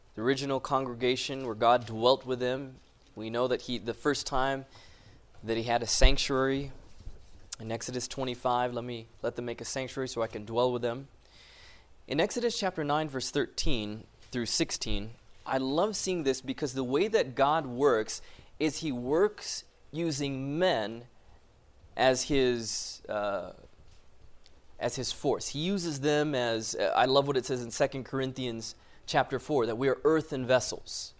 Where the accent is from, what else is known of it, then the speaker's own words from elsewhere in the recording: Loma Linda, California, United States; moved away as an adult; I was born and raised in Loma Linda.